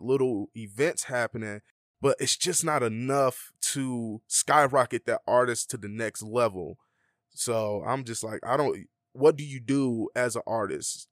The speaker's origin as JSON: {"language": "English", "town": "Atlanta", "region": "Georgia", "country": "United States", "moved": "as an adult", "lives_now": "Las Vegas, United States", "said": "I'm from Atlanta"}